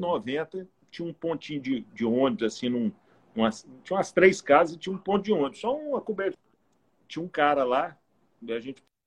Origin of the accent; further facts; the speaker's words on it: Goiânia, Goiás, Brazil; moved away as an adult; now in Palmas, Brazil; eu sou nasci em Umas, na Goiabeira, lá perto de Goiânia em 1970, já vou fechar meu cinquentinho agora esse ano. E morei em Goiânia até os 22 anos